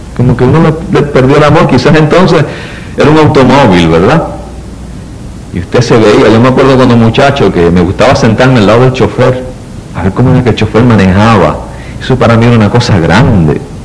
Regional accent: Puerto Rico; vivimos en Puerto Rico

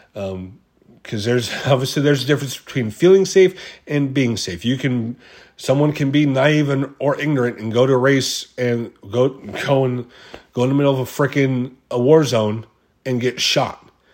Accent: United States; being an American, you know, we, the American fans

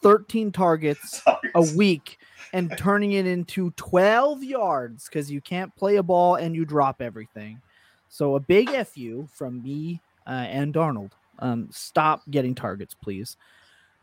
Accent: Canada; I'm still Canadian

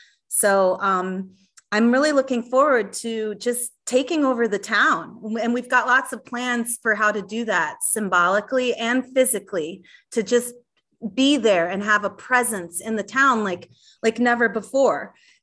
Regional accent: Madison, Wisconsin, United States; Madison, my hometown in Wisconsin

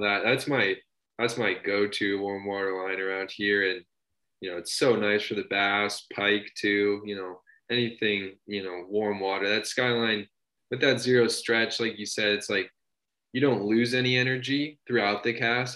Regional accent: New Hampshire, United States; moved away as an adult; now in Boulder, Colorado, United States; I grew up in New Hampshire

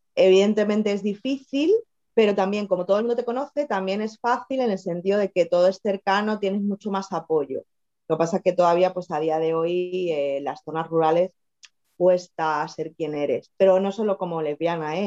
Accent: Madrid, Community of Madrid, Spain; moved away as an adult; also born or lived in Extremadura; now in Tenerife, Spain; estuve en Madrid, viví, soy de Madrid, me fui a Extremadura y acabé en Tenerife.

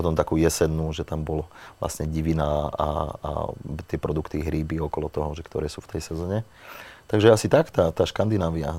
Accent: Slovakia; moved away as an adult; also born or lived in Italy; my sme Slováci

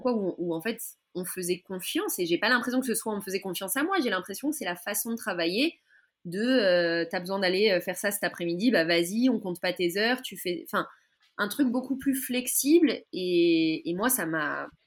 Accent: France; moved away as an adult; now in Israel; quand on a grandi en France

